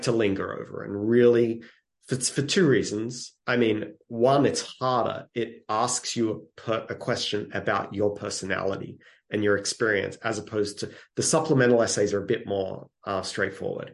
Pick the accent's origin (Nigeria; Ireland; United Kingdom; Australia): Australia; moved away as an adult; now in United States; I'm from Australia originally, and we had to write, it was called composition. Every single week, we had to write something all through middle school, even before middle school.